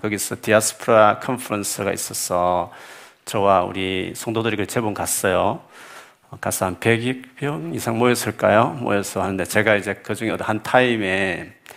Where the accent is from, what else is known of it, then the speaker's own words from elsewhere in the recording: South Korea; now in United Kingdom; 우리가 한기, 한국인으로서 영국에 살다 보면